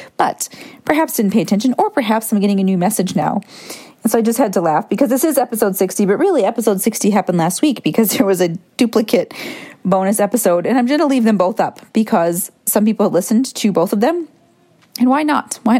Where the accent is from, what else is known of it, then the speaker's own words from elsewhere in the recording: Michigan, United States; I grew up in Michigan, went to Cedar Point at least once a year